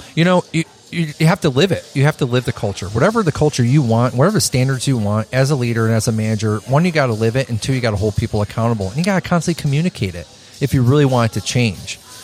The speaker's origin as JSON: {"language": "English", "town": "Chicago", "region": "Illinois", "country": "United States", "tie": "born or raised there", "moved": "as an adult", "said": "I come from Chicago, small mom and pop shop type of place run businesses"}